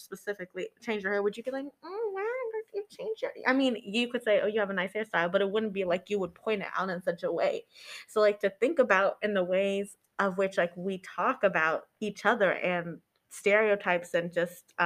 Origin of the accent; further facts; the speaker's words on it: Austin, Texas, United States; moved away; also born or lived in Vermont; I lived in Vermont, and when I'm from Austin, and that's kind of liberal